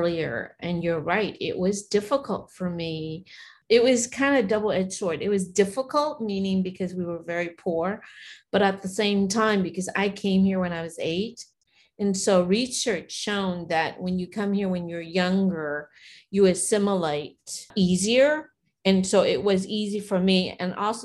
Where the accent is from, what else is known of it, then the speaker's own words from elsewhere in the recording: United States; English is a second language; also born or lived in Vietnam; I grew up in America, my heart, I'm still Vietnamese